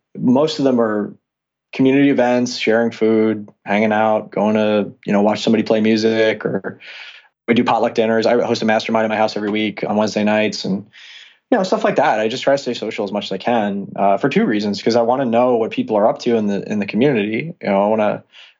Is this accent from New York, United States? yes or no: yes; Long Island, New York, United States; I grew up on Long Island. It's in New York.